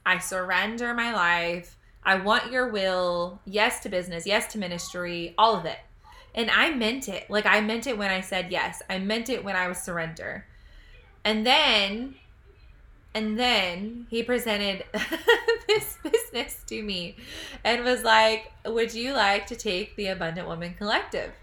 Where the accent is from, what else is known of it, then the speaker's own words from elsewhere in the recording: United States; I'm an American citizen. I'm so proud to be American.